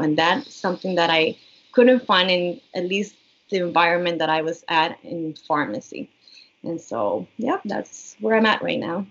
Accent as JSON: {"language": "English", "country": "Puerto Rico", "tie": "born or raised there", "also_born_or_lived": "Miami", "moved": "as an adult", "said": "I was born and raised in Puerto Rico. So, I've been here in Puerto Rico for all my life"}